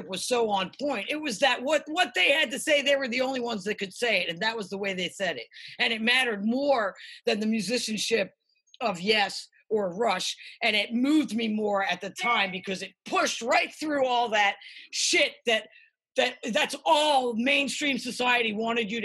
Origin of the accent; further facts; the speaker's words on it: Philadelphia, Pennsylvania, United States; now in Los Angeles, United States; I grew up in Philly